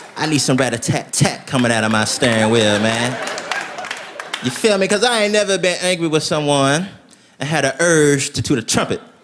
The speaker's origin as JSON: {"language": "English", "region": "Tennessee", "country": "United States", "moved": "as an adult", "lives_now": "Los Angeles, United States", "said": "I'm from Tennessee, I live in Los Angeles now."}